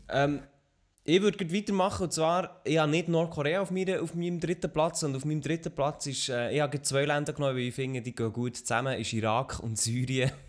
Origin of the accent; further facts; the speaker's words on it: Switzerland; als Schweizer auf YouTube etwas gross zu reissen, also mit schweizerdeutschem Content, ist nicht einfach